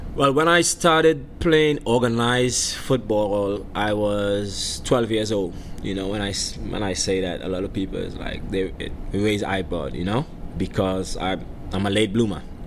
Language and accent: English; Trinidad & Tobago; moved away as an adult; also born or lived in Tampa, Florida; now in Memphis, United States; growing up in the in the countryside of Trinidad, uh, Miao to be exact. Miao is where I'm, I'm I'm from.